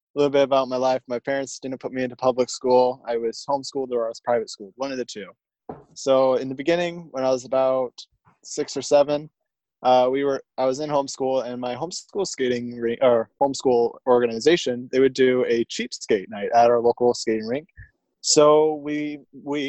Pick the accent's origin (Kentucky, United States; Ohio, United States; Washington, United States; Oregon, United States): Washington, United States; Tacoma; also born or lived in Enumclaw, Washington; I was born in Tacoma, Washington, residence out of Enumclaw, Washington.